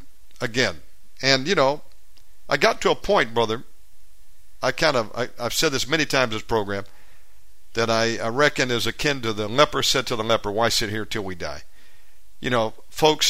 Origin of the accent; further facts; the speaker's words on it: Georgia, United States; the state of Georgia, my home state